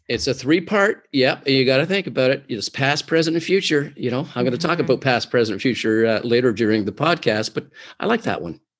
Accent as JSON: {"language": "English", "town": "Oshawa", "region": "Ontario", "country": "Canada", "moved": "yes", "lives_now": "Toronto, Canada", "said": "I am originally from Oshawa, Ontario, Canada"}